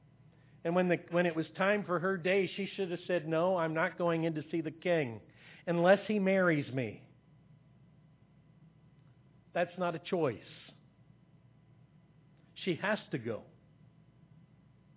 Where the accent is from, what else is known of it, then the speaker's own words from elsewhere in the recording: Ontario, Canada; we're from Ontario. We're from Canada. From Ontario, Canada